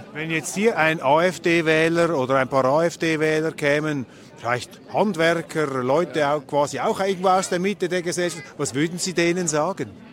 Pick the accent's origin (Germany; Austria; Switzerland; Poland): Switzerland; ich bin Schweizer.